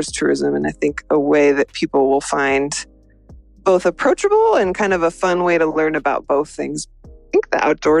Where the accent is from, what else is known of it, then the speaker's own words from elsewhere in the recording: Washington, United States; also born or lived in Northern Spain; I'm from Washington State and I live in Seattle right now.